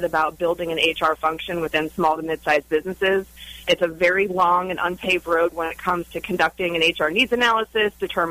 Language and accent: English; Orlando, Florida, United States; I was born and raised right here in Orlando, Florida